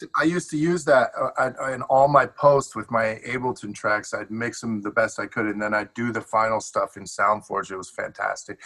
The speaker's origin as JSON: {"language": "English", "town": "Detroit", "region": "Michigan", "country": "United States", "tie": "born or raised there", "also_born_or_lived": "Chicago", "moved": "yes", "lives_now": "Los Angeles, United States", "said": "I grew up between Detroit and Chicago"}